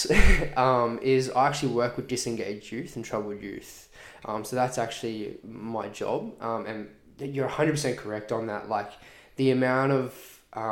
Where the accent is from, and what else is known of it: Redland City, Queensland, Australia; born or raised there